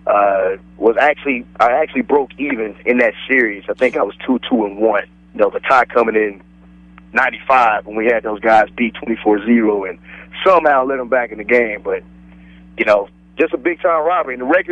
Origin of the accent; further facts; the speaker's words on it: Dallas-Fort Worth area, Texas, United States; I grew up right in the Dallas-Fort Worth area